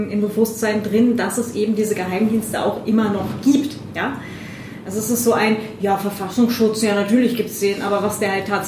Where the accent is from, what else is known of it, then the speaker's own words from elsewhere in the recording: West Germany, Germany; Aber ich bin ja, ich bin ja in, in Westdeutschland aufgewachsen mit äh, Verwandtschaft in Ostdeutschland.